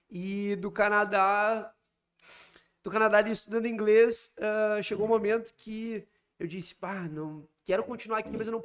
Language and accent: Portuguese; Porto Alegre, Rio Grande do Sul, Brazil; moved away as an adult; sou gaúcho, né? Sou de Porto Alegre, não moro em Porto Alegre desde os 19 anos. Isso, desde os 19.